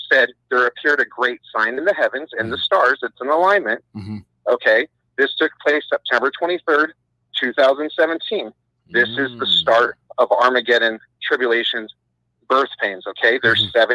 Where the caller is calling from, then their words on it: Burbank, California, United States; from Burbank, California.